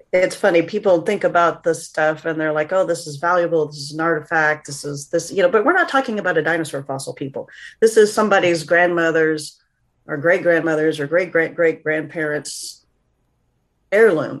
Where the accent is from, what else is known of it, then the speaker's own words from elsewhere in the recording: Northeast Oklahoma, United States; small school in, in Oklahoma, Northeast Oklahoma